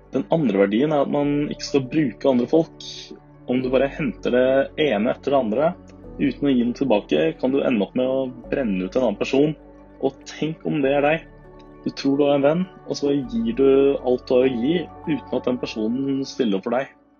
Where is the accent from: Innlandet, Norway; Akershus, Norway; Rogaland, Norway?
Akershus, Norway; Asker; moved away as an adult; now in Bergen, Norway; Jeg kommer fra Asker utenfor Oslo